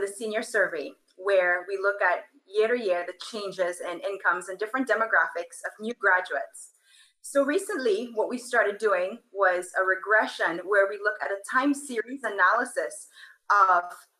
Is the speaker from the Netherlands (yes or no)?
no; Trinidad & Tobago; moved away; I am from Trinidad and Tobago.